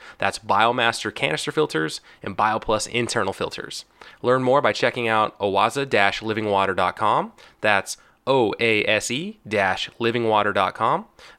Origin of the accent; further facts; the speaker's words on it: California, United States; I'm being from California